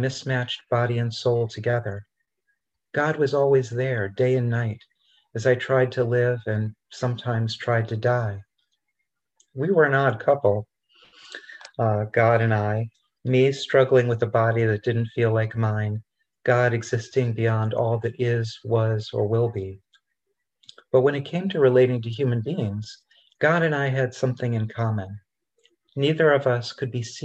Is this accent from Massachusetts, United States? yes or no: no; Rochester, New York, United States; when I was a kid growing up in Rochester, New York